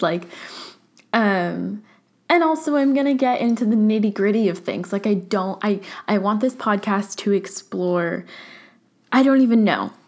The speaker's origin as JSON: {"language": "English", "area": "Orange County", "region": "California", "country": "United States", "tie": "born or raised there", "moved": "yes", "lives_now": "San Francisco, United States", "said": "growing up in Orange County"}